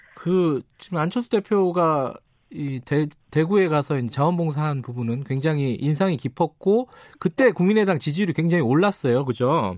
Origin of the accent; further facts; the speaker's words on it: Daejeon, South Korea; 제가 사실 고향이 대전 중구입니다